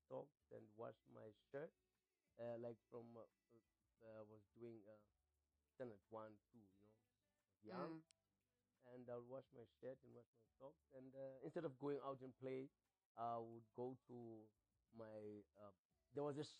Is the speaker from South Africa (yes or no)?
yes; Cape Town, Western Cape, South Africa; I was born in Cape Town